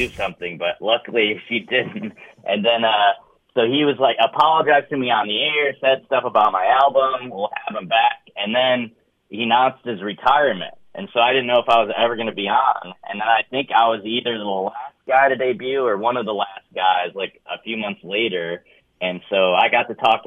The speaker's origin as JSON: {"language": "English", "region": "upstate New York", "country": "United States", "said": "I was from upstate New York"}